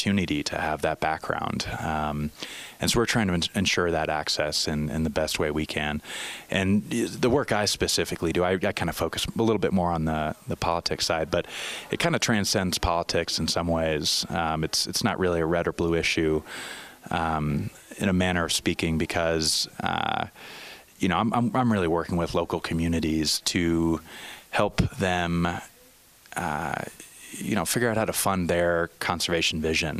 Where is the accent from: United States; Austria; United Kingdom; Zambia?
United States; Crestone, Colorado; up in the San Luis Valley of Colorado, in a real small town down there, Crestone, Colorado.